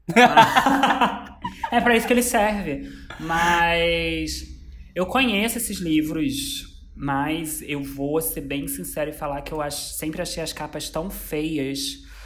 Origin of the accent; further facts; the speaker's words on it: Brazil; eu sou brasileiro